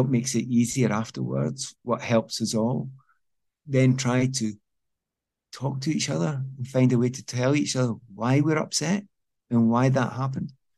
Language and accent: English; Scotland, United Kingdom; moved away as an adult; also born or lived in England; I'm from Scotland.